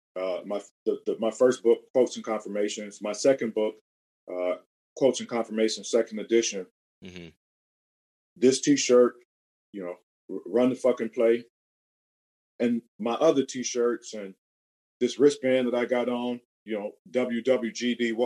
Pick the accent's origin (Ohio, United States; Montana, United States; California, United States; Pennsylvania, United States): Ohio, United States; Cleveland; Born and raised in Cleveland, Ohio